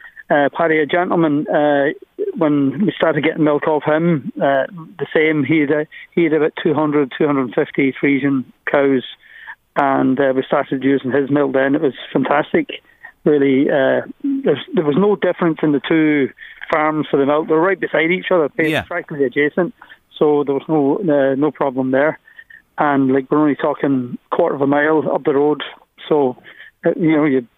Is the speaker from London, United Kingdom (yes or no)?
no; Glasgow, Scotland, United Kingdom; also born or lived in Donegal, Ireland; now in Louth, Ireland; I was born in Glasgow. My parents are from just outside Donegal town, both of them. So they moved back many years ago. And my mother just said she'd enough of Glasgow and wanted to go back to Donegal.